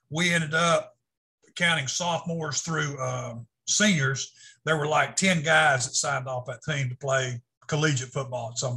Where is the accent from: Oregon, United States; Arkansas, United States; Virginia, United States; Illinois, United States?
Arkansas, United States; also born or lived in California / Texas / Missouri; spent most of my life growing up in Arkansas and I ended up graduating from Camden High School down in southern Arkansas.